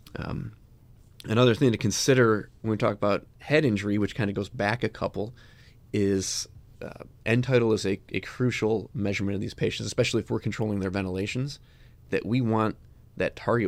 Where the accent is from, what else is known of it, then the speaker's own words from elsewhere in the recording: Chicago, Illinois, United States; I grew up in Chicago.